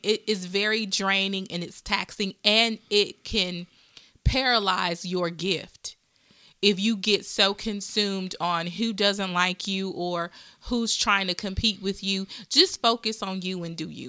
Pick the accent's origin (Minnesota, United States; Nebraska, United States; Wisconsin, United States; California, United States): Wisconsin, United States; I'm from Wisconsin